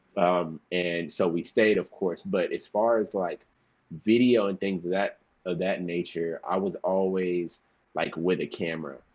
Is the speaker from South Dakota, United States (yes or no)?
no; Houston, Dallas, Texas, United States; moved away as an adult; now in Los Angeles, United States; I was born in Houston, and uh, I lived there till I was nine, and then uh, we, me and my mother and my sister moved to to Dallas, Texas, where you know I finished off school